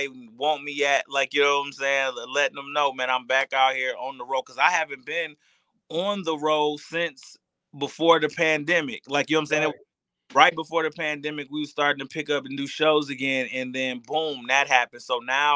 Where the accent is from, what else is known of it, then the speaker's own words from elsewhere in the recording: Michigan, United States; I'm from Michigan. We blue collar